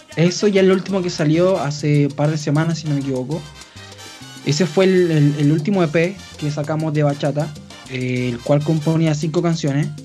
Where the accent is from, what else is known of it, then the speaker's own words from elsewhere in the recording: Chile; aquí en mi país